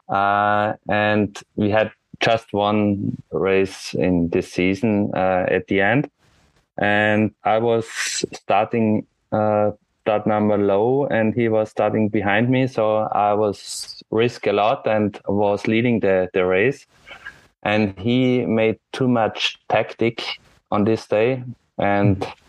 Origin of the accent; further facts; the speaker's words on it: Austria; from Austria